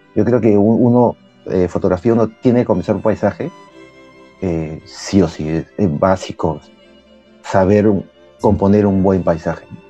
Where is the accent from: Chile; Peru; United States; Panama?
Peru; soy de Perú, vivo en Lima